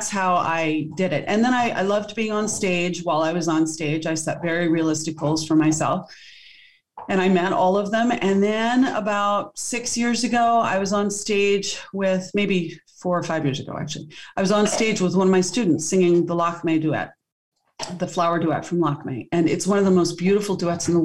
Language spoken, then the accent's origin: English; Wilmington, Delaware, United States; I grew up in Wilmington, Delaware